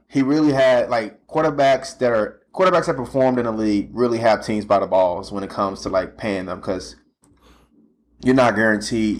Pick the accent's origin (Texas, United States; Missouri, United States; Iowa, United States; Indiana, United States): Missouri, United States; St. Louis; now in Kansas City, United States; I'm from St. Louis